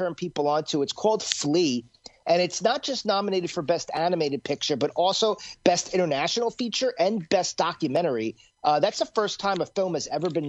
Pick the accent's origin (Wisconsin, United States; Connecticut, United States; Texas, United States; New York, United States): New York, United States; I'm a New Yorker